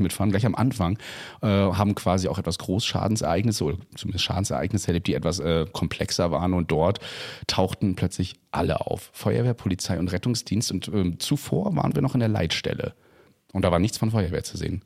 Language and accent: German; Germany; bei uns in Deutschland